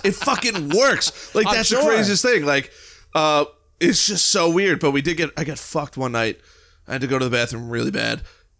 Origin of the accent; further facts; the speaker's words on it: United States; I'm from the United States.